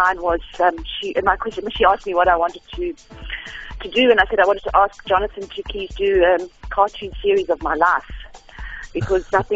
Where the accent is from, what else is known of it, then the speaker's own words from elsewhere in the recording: Johannesburg, Gauteng, South Africa; moved away as an adult; now in Cape Town, South Africa; I was born in Johannesburg in '63. I went to Sandringham High School